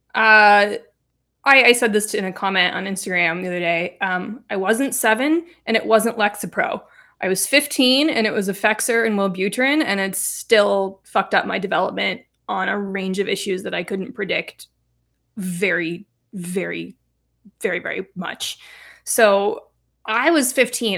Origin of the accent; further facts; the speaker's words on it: Reno, Nevada, United States; So I grew up in Reno, Nevada.